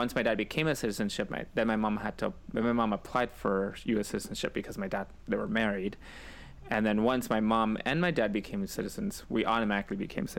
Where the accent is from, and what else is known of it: California, United States; born or raised there; also born or lived in Mexicali, Mexico